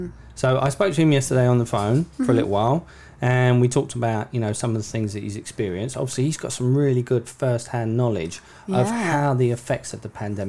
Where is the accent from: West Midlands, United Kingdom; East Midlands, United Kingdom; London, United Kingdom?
London, United Kingdom; I grew up in London